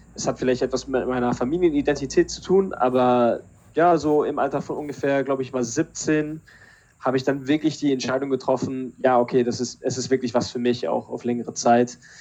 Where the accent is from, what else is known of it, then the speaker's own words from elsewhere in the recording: Berlin, Germany; moved away as an adult; also born or lived in Pinneberg, Schleswig-Holstein / Switzerland / Canada; now in England; dann waren es, glaube ich, acht Jahre in Berlin. Und ja, wenn ich eine Heimat habe, dann sage ich immer, dass Berlin die Heimat ist.